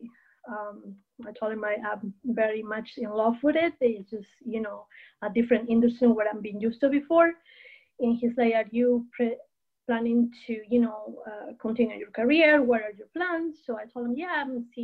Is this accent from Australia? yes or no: no; Peru; moved away as an adult; also born or lived in Chicago / California; now in United States; I was born and raised in Peru. I'm originally from Peru.